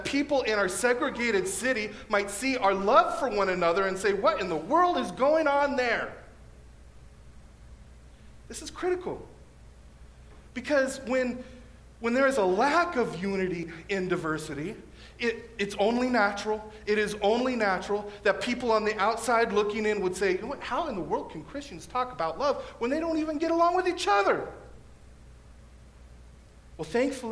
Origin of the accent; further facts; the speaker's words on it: National City, California, United States; moved away as an adult; now in Escondido, United States; I'm from National City, South Bay